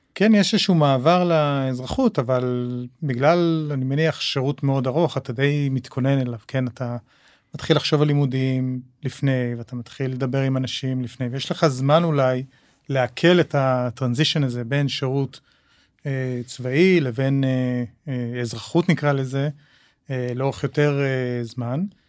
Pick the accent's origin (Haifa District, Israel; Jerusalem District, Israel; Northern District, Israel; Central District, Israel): Jerusalem District, Israel; Jerusalem; now in Tel Aviv, Israel; גדלתי בירושלים, uh, שנות ה-70 וה-80